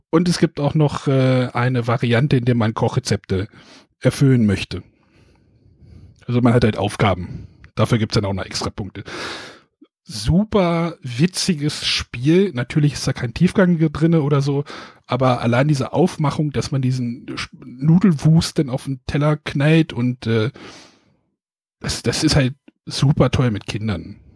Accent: Northern Germany, Germany; Man knüddelt es zusammen, würde ich jetzt so als Norddeutscher hier sagen.

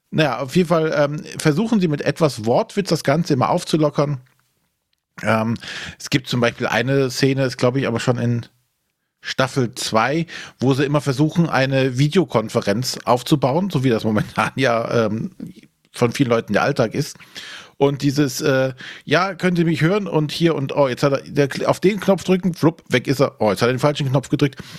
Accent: Rhineland, Germany; was jetzt für mich als Rheinländer immer schwierig ist, das Ganze spielt halt äh, in Bayern und hat auch diesen bayerischen Anstrich.

